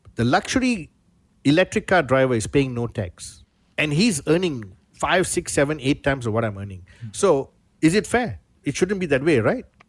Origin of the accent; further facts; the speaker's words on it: Malaysia; I'm Malaysian.